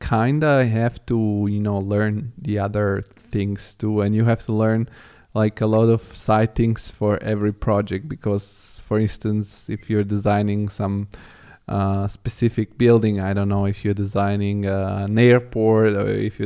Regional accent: Rome, Lazio, Italy; moved away as an adult; also born or lived in Bulgaria; now in Germany; I come from Bulgaria, but I grew up in Rome

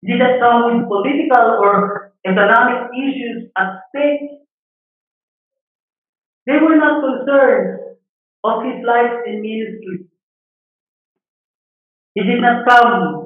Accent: Philippines; our nationality, being a Filipino

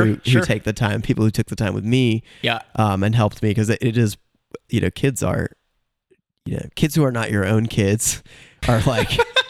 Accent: Cleveland, Ohio, United States; born there; So I was born in Cleveland, Ohio. When I was a kid, my mom was always writing songs

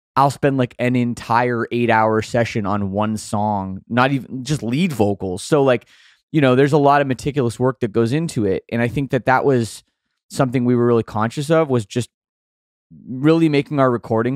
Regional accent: Oakville, Ontario, Canada; I grew up in Oakville, Ontario, suburb of Toronto

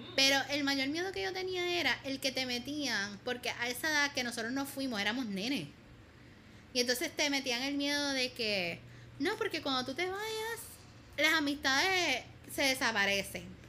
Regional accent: Puerto Rico; moved away; nuestro prócer eh, boricua

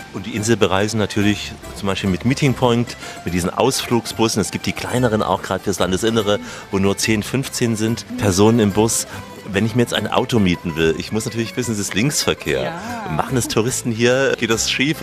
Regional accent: East German citizen, East Germany, Germany; Ich bin auch Deutscher, aber ein paar Tage noch älter, DDR-Bürger

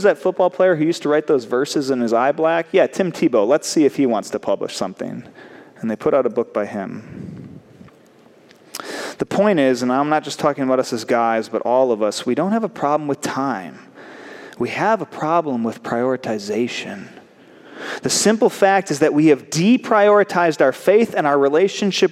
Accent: United States; as American men

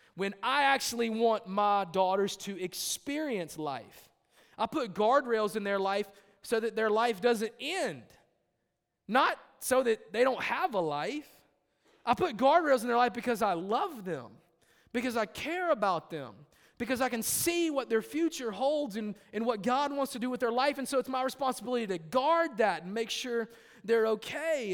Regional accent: United States; I am an American, not an Americant

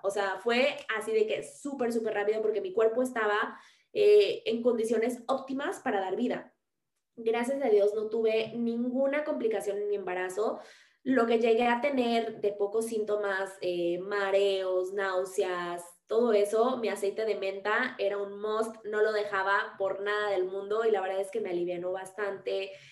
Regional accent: Mexico; also born or lived in Mexico City

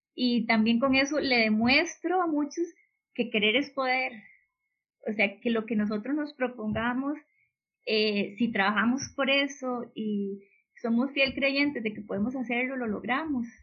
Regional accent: Belén, Heredia, Costa Rica; me crié aquí en Belén

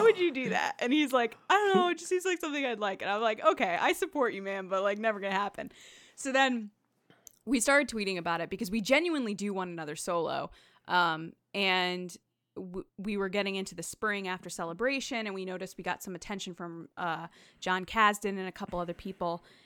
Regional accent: Connecticut, United States

